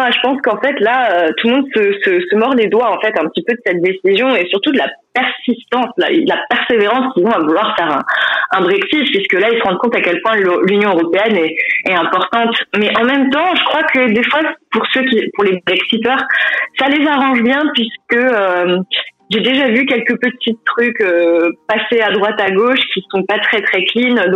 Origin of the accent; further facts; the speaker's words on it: Colmar, Grand Est, France; moved away as an adult; now in London, United Kingdom; Je viens de Colmar, je vais avoir 31 ans en décembre et ça fait presque 7 ans que j'habite à Londres.